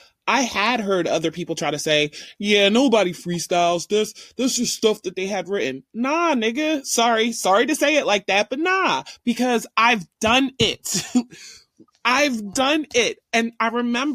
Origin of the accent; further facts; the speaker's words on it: Philadelphia, Pennsylvania, United States; I'm from Philly